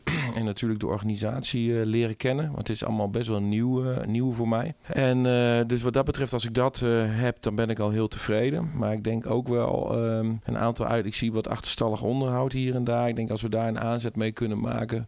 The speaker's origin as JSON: {"language": "Dutch", "town": "Zwolle", "region": "Overijssel", "country": "Netherlands", "said": "ik kom uit Zwolle."}